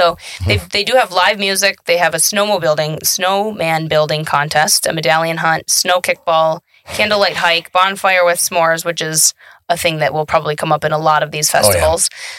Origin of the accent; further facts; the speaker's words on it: McFarland, Wisconsin, United States; And I am from McFarland